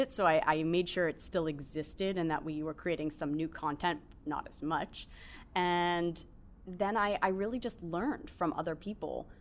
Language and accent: English; Baltimore, Maryland, United States; I'm from Baltimore